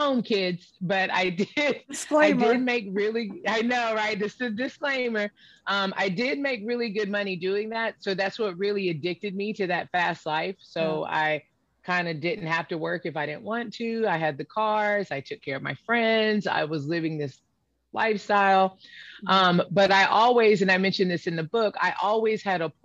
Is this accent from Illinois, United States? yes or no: no; Pensacola, Florida, United States; I grew up in Pensacola, Florida.